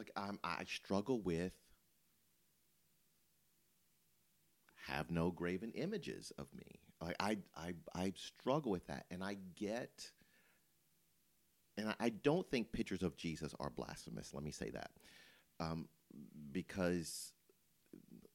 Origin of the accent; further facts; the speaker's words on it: Memphis, Tennessee, United States; moved away; also born or lived in Louisville; I grew up in Memphis